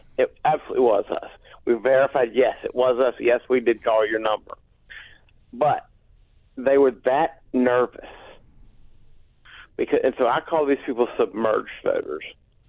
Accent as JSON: {"language": "English", "region": "South Carolina", "country": "United States", "tie": "born or raised there", "said": "And I grew up doing politics in South Carolina, learned that from him."}